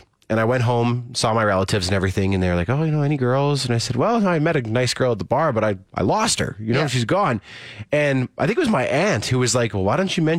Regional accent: Saskatoon, Saskatchewan, Canada; now in Calgary, Canada; my hometown of Saskatoon.

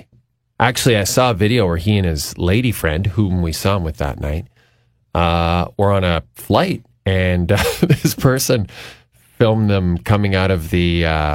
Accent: Canada; being Canadian

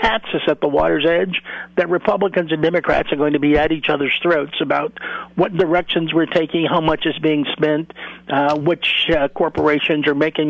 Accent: Chicago, Illinois, United States; I grew up in Chicago

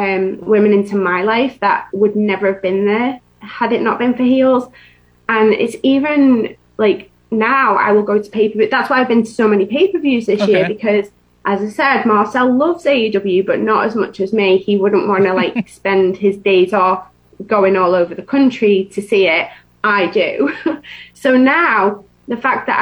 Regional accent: England, United Kingdom; now in Florida, United States; I'm from England

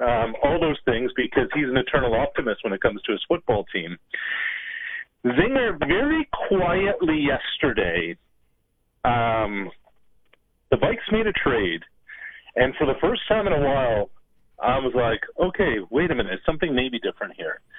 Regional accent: Nova Scotia, Canada; moved away as an adult; also born or lived in Quebec / Ontario; I grew up in Nova Scotia, I went to school in Quebec, worked in Quebec and Ontario

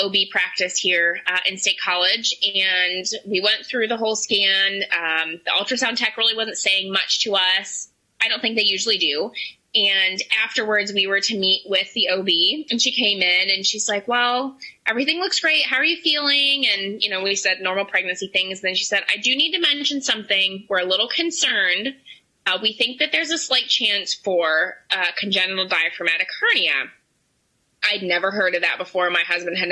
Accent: Pittsburgh, Pennsylvania, United States; now in State College, United States; we're from Pittsburgh

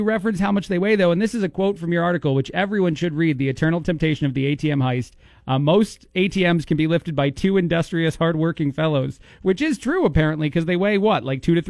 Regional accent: New Jersey, United States; I'm from New Jersey. I'm very familiar with the Times Square.

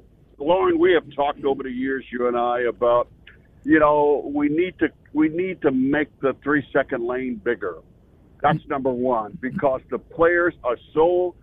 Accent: Illinois, United States; I grew up here in Illinois

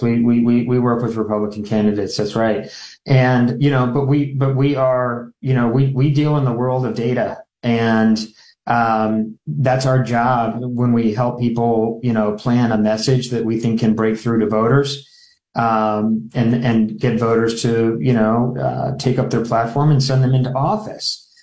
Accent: Omaha, Nebraska, United States; I grew up up here in Omaha

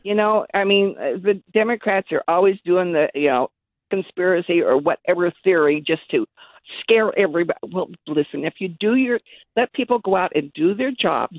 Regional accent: Redding, California, United States; moved away as an adult; now in Citrus Heights, United States; I'm originally from Reading, and, uh, my, in fact, my family's been there since eighteen forty-seven

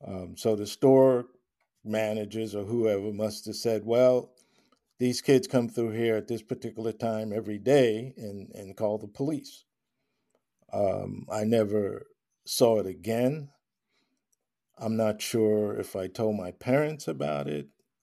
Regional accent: Long Island, New York, United States; I grew up in Long Island.

